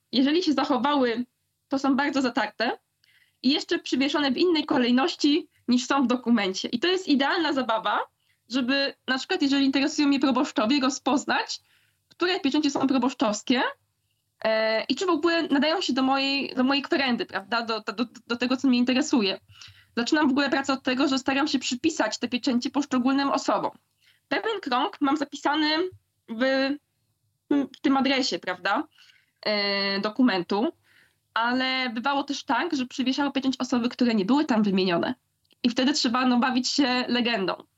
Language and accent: Polish; Silesian Voivodeship, Poland; z mojego kochanego Śląska, skąd pochodzę